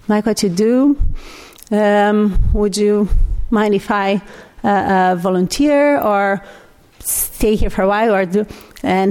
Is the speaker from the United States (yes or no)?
no; Brazil; English is a second language; moved away as an adult; I'm Brazilian. I was born in Brazil